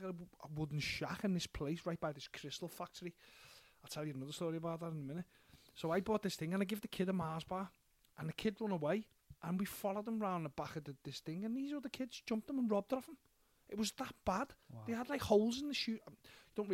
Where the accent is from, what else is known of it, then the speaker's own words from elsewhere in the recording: Liverpool, North West England, United Kingdom; Dead interested in my accent. From Liverpool